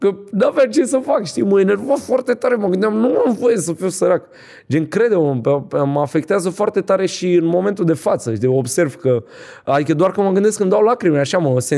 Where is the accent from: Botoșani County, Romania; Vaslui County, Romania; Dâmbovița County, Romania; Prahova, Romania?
Vaslui County, Romania; Vaslui; Nu, sunt din Vaslui eu.